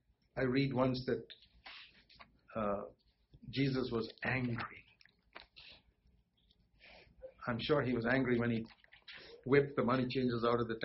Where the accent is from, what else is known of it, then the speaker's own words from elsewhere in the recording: Bangalore, Karnataka, India; my hometown, Bangalore